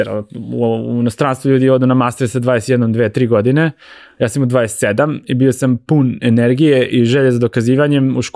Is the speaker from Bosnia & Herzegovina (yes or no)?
no; Ivanjica, Moravica District, Serbia; also born or lived in Belgrade, Serbia; now in United States; ja sam došao iz Ivanjice u Beograd, u Beogradu sam već ostvario neko ime